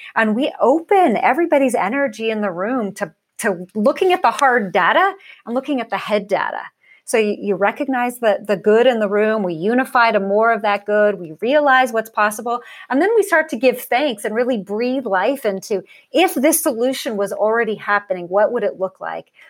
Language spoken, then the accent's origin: English; Portland, Oregon, United States; I grew up in Portland, Oregon, that's the home home of, of Nike